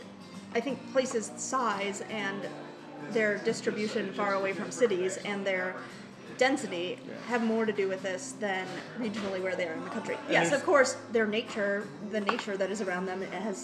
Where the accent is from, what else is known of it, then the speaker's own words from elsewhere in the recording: Chicago, Illinois, United States; also born or lived in Oregon; as a Chicagoan